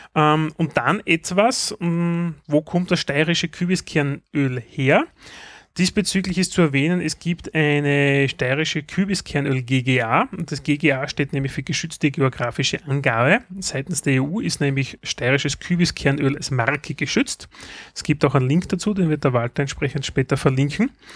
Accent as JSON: {"language": "German", "country": "Austria", "said": "bei uns in Österreich gibt es eine Zeitschrift"}